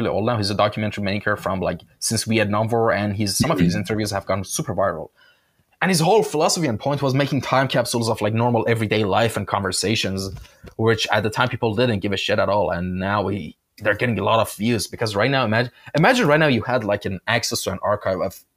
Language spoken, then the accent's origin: English; Shiraz, Fars, Iran; moved away; I'm originally from Iran. My hometown was Shiraz.